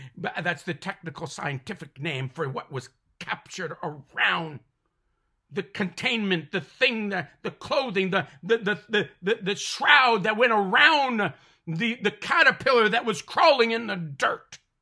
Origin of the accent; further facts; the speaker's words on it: Mohawk territory, Ontario, Canada; I'm from Canada, Ontario, born and raised on the Tallulah Mohawk territory